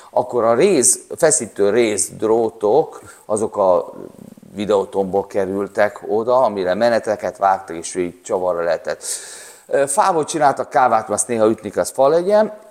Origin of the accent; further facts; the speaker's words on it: Székesfehérvár, Fejér, Hungary; Mi, mi vidéki gyerekek ami mi Székesfehérvárról jöttünk.